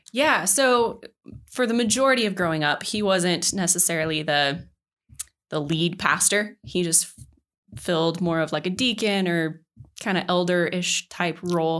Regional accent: Mesa, Colorado, United States; now in Denver, United States; I was born and raised in Grand Junction, or at least around that area. Um, more specifically, Mesa, Colorado

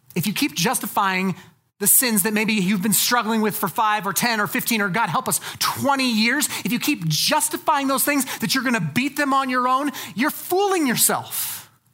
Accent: United States; as American evangelicals

